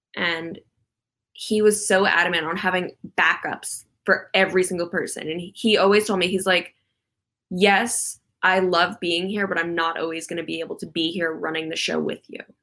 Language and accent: English; Calabasas, California, United States; where I grew up in Calabasas